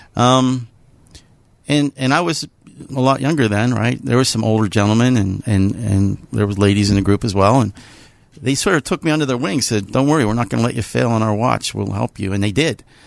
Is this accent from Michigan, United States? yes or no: no; Pittsburgh, Pennsylvania, United States; I'm a Pittsburgher. I grew up in, uh, North Hills